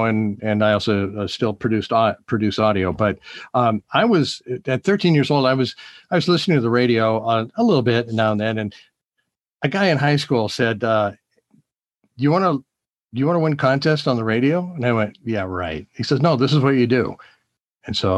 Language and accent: English; Bainbridge Island, Washington, United States; also born or lived in Seattle; we moved to Bainbridge Island from Seattle